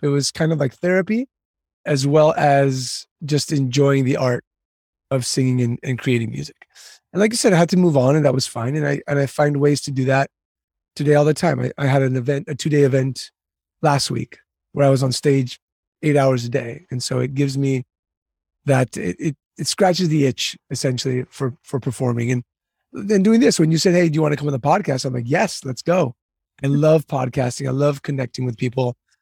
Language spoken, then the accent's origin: English; San Diego, California, United States; also born or lived in Istanbul, Turkey; I was born in Istanbul, Turkey, moved to San Diego when I was about two years old and grew up here